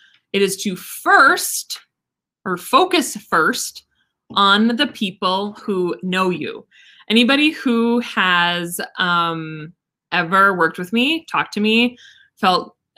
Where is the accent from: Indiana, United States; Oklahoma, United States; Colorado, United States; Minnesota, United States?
Minnesota, United States; Listen, I'm from Minnesota. All we had is lakes.